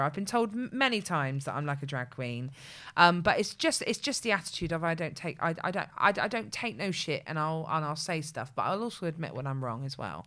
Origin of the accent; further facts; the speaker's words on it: Bristol, South West England, United Kingdom; the two of us are not only from Bedmin-, uh, are not only from Bristol, but we're from Bedminster